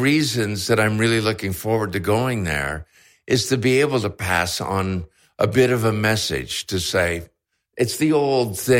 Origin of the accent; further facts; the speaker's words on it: Canada; I'm Canadian